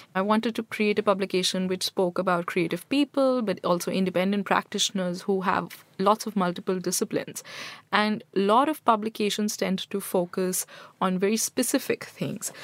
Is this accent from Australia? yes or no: no; Delhi, India; also born or lived in Jaipur / Punjab; I grew up in Delhi and still I spend most of my time in Delhi.